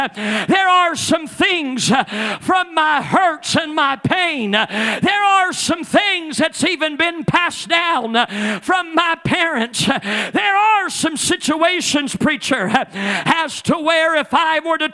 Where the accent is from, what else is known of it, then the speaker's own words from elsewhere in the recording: Ellsinore, Missouri, United States; moved away; I can go into Elsinore, Missouri, and I can go and not have been there for years and years and years, but that's Brother … where I grew up